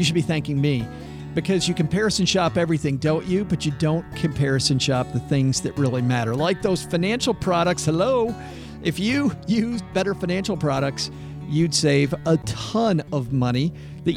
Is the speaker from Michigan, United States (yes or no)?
yes; Detroit, Michigan, United States; I'm from Detroit